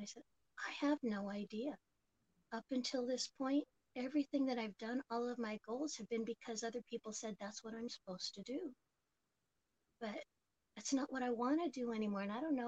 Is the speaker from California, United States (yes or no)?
yes; Oakland, California, United States; But I was born and raised here in the United States and grew up in Oakland, California, the infamous Oakland, California, and pretty much have been here in the East Bay the entire time.